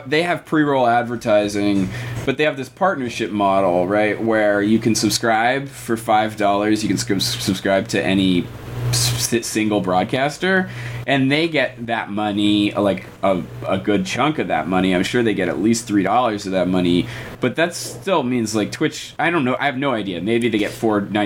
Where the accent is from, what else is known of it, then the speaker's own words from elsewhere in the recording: United States; also born or lived in London; I'm an American citizen.